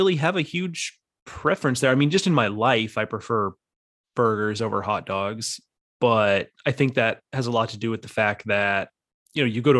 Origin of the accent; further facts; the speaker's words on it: Texas, United States; And I grew up in Texas where you can buy you know, like basically like weapons grade fireworks at the stand on the side of the road.